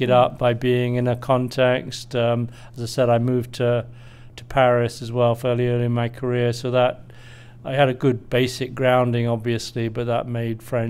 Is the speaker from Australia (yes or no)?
no; United Kingdom; moved away as an adult; now in United States; I'm originally British, as you might tell from my accent, although I've been in US for knocking on 20 years now